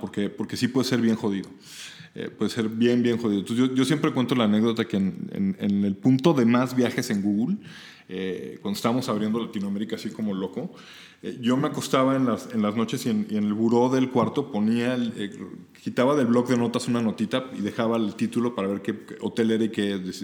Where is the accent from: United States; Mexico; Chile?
Mexico; México me vio nacer